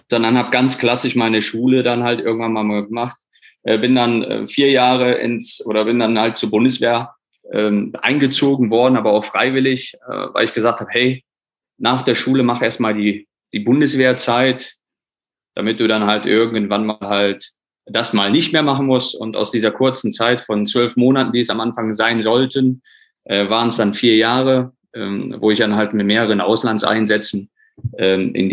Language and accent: German; Poland; born there; ich bin gebürtiger Pole, muss man einfach sagen.